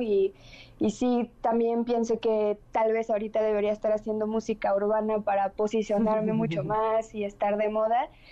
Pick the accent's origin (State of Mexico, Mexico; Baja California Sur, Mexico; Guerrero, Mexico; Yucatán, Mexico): Yucatán, Mexico; Mérida; Soy una cantautora de Mérida, Yucatán, aquí del sureste